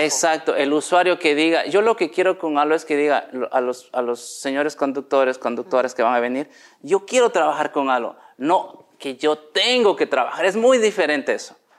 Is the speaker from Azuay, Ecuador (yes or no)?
yes; Cuenca, Azuay, Ecuador; moved away; also born or lived in Quito; soy de Cuenca, pero fuimos a Quito a trabajar